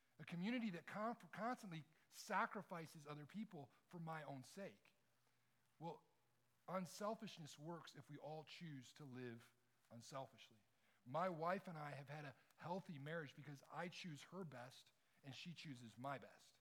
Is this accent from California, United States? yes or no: no; Detroit, Michigan, United States; moved away; I grew up in Detroit